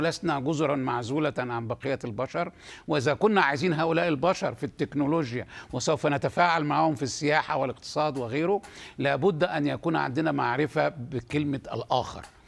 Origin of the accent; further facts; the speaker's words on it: Egypt; عندنا في مصر